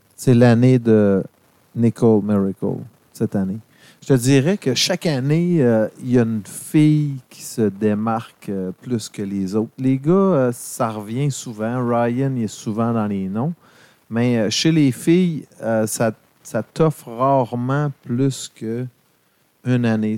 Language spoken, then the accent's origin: French; Rawdon, Quebec, Canada; à Rodden, parce que c'est mon patelin